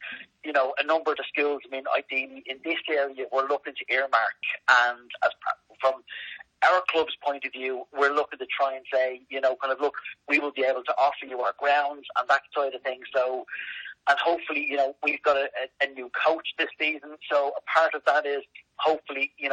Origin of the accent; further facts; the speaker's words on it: Dublin, Leinster, Ireland; moved away as an adult; now in Kilcullen, Ireland; I'm from Dublin originally, so I had played with civil service up in Dublin